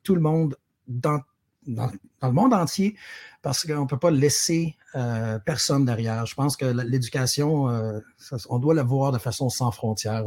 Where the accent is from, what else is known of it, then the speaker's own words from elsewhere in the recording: Sherbrooke, Quebec, Canada; moved away as an adult; also born or lived in Montreal; je, suis, originaire de Sherbrooke. J'ai grandi euh, à Rock Forest